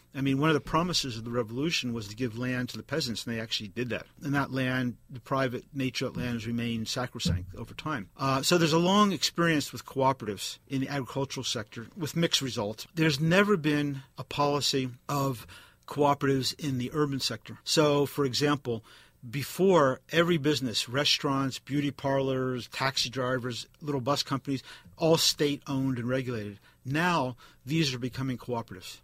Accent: East Coast, United States; now in Bay Area, United States; I grew up on the East Coast

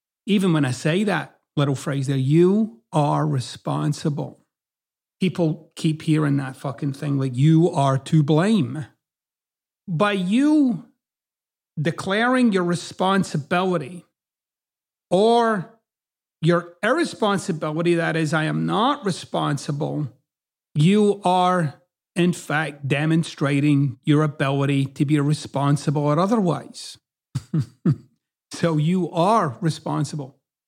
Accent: Scotland, United Kingdom; accent: Scottish; now in United States; Like, my accent doesn't really fit in Scotland and it doesn't really fit here in the United States.

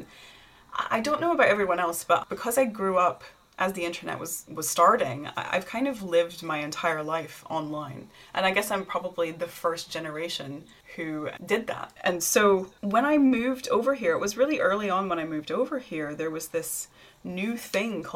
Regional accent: Tennessee, United States; moved away as an adult; now in United Kingdom; I'm a hillbilly from Tennessee

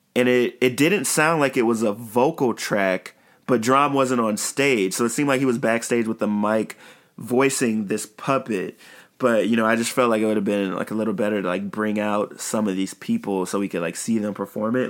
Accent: Chicago, Illinois, United States; while I'm on the south side, my hometown and my home side of Chicago

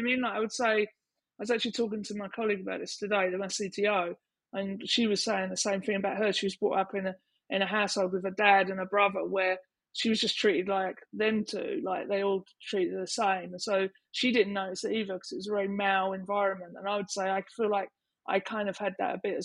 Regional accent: Canvey Island, East of England, United Kingdom; I'm from Canvey Island

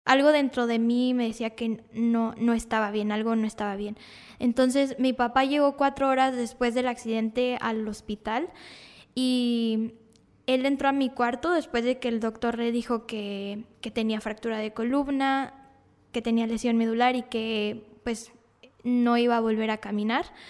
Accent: Monterrey, Nuevo León, Mexico; Yo vivía en Cumbres, que es un sector donde hay muchas privadas, y entonces yo podía salir a jugar libremente con los niños, no había tanta, tanto problema de, de que pasara algún coche, entonces nos mudamos al centro de Monterrey

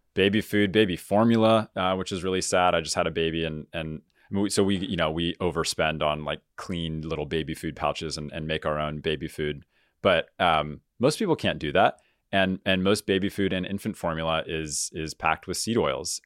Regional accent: San Diego, California, United States; I grew up in Southern California here where, where we're recording, uh, down in San Diego

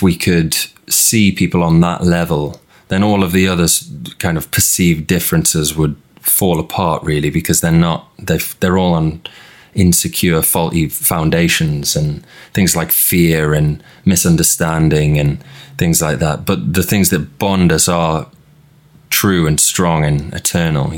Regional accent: Newcastle upon Tyne, North East England, United Kingdom; growing up in Newcastle

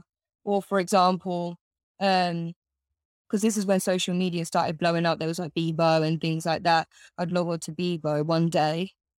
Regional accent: Bedford, East of England, United Kingdom; So I grew up in a town called Bedford.

